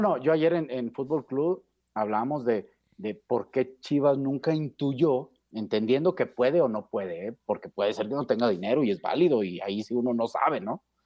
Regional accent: Mexico; como buen mexicano

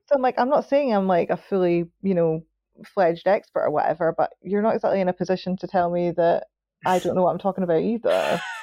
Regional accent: Scotland, United Kingdom; I'm Scottish

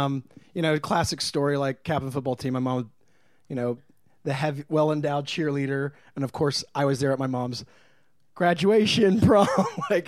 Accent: Martinsburg, West Virginia, United States; also born or lived in Midwest; now in Los Angeles, United States; I'm from Martinsburg, West Virginia. Oh boy. I grew up a little girl there.

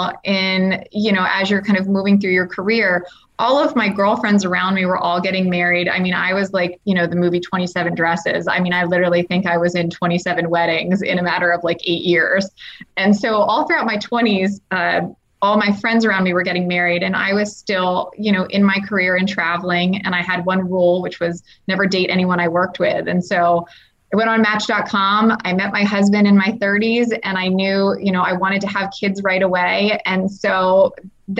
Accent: United States; being an American

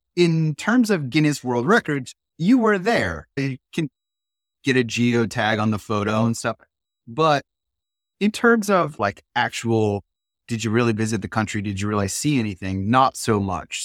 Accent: Ohio, United States; also born or lived in Germany; Growing up in Ohio

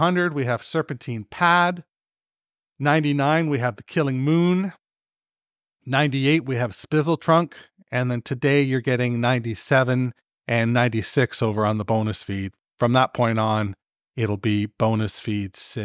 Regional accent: Canada; I'm fucking Canadian

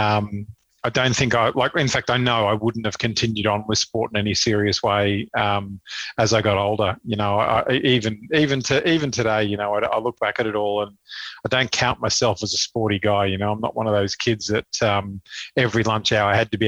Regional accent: Brisbane, Queensland, Australia; growing up in Queensland, you know, swimming was just, it's a thing that we all did

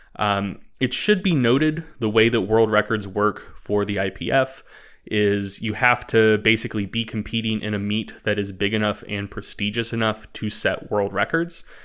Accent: United States; I'm American

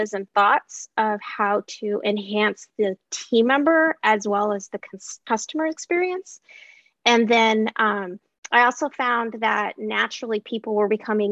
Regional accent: Alaska, United States; growing up in Alaska with an independent-minded mother

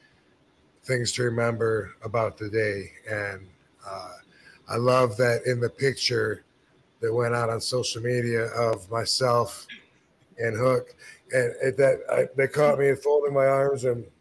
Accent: Battle Creek, Michigan, United States; my hometown in Battle Creek

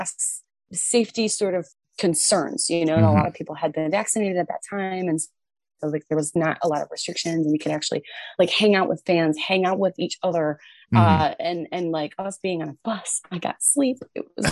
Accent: Pine Knob Music Theater, Michigan, United States; that's Pine Knob Music Theater. Like that's my hometown. I went to my first concert ever at that venue

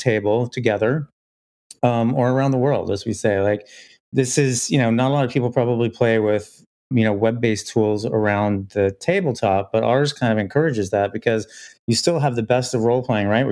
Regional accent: Illinois, United States; I was growing up in Illinois

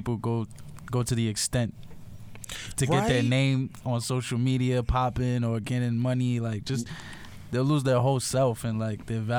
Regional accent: New York City, New York, United States; also born or lived in Virginia; Yeah, I was born and raised in the Bronx, but I went to Virginia for a year for my freshman year of high school. Mm. So I was away. I was living with my aunt and uncle.

